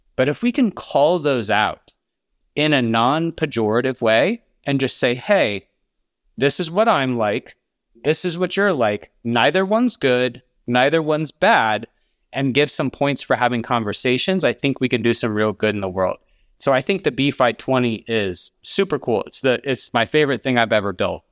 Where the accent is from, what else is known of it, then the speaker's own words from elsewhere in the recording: Alabama, United States; I grew up in Alabama